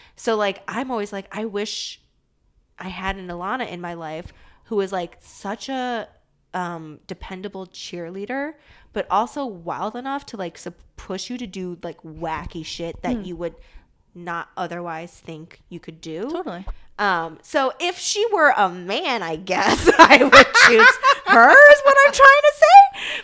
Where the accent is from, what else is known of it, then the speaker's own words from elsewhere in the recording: Midwest, suburb near Chicago, Illinois, United States; moved away as an adult; also born or lived in East Coast; I grew up in the Midwest and very definitely a suburb that was like slow and sleepy, but like still pretty close to Chicago